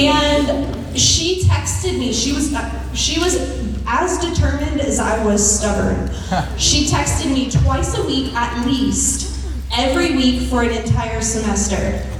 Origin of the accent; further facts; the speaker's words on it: Houston, Texas, United States; So I came to Sam Houston from Houston. Westheimer, Gessner, West Chase.